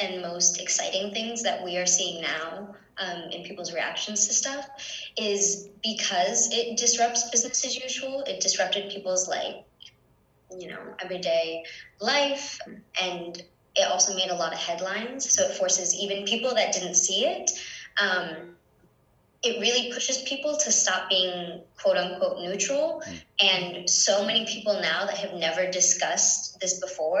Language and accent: English; Hartford, Connecticut, United States; also born or lived in Puerto Rico; I'm from Puerto Rico and grew up mostly in the Hartford area